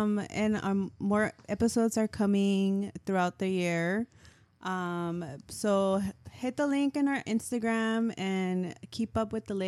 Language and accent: English; Orange County, California, United States; growing up in Orange County, where we grew up